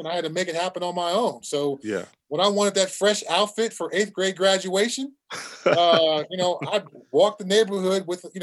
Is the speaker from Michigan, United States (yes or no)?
no; Southern California, United States; when I was a kid growing up in Southern California